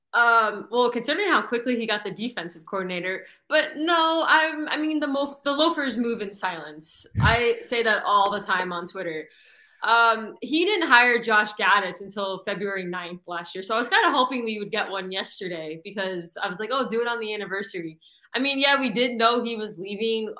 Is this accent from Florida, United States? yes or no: yes; South Florida, United States; I grew up in South Florida